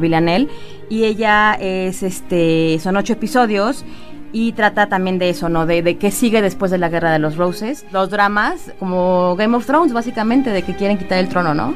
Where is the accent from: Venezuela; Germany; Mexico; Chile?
Mexico; como mexicano